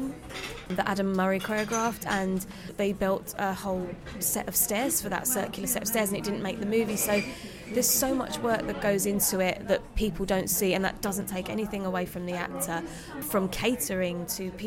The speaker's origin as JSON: {"language": "English", "region": "London", "country": "United Kingdom", "said": "a Londoner"}